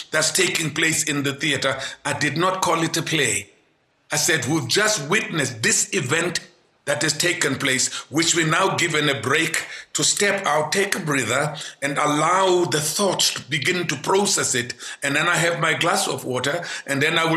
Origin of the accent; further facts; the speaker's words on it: Port Elizabeth, Eastern Cape, South Africa; As a young boy growing up in Port Elizabeth in the 50s